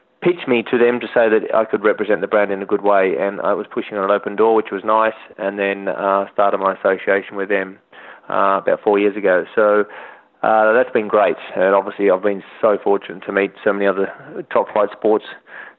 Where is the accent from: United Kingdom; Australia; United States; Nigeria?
Australia; moved away as an adult; as an Australian and as someone that loves the outdoors